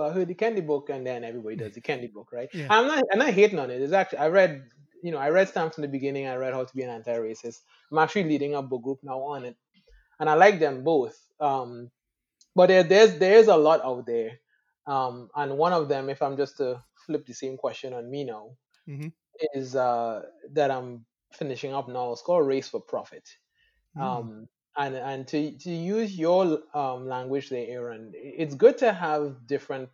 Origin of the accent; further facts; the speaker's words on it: Trinidad & Tobago; moved away as an adult; also born or lived in Atlanta, Georgia; I'm from Trinidad and the Caribbean